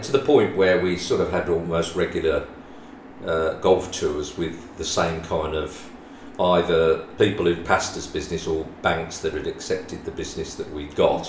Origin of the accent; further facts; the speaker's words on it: West Midlands, United Kingdom; we come from the West Midlands, as people could probably gather by my accent